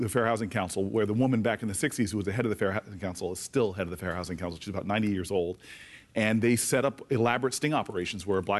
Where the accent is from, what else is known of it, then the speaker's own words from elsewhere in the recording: Harrington Park, New Jersey, United States; It is the hometown I grew up in.